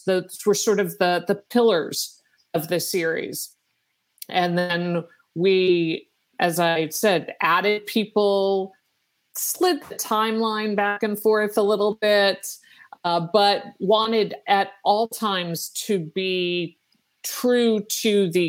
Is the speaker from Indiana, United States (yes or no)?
no; Virginia, United States; I'm from Virginia